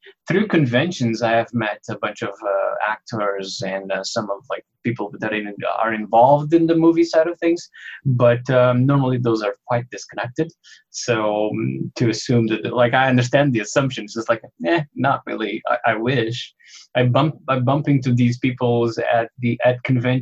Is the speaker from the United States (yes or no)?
no; Mozambique; now in Canada; I am originally from Mozambique, but I'm Canadian now.